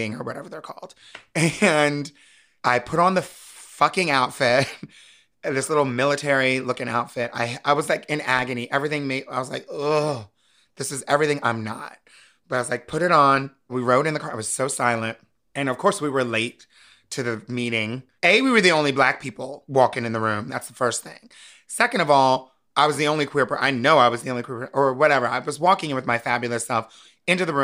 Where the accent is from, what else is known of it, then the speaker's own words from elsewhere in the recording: Wilmington, Delaware, United States; moved away as an adult; also born or lived in Harrisburg, Pennsylvania; now in New York City, United States; I grew up in Wilmington, Delaware, which is not that far from it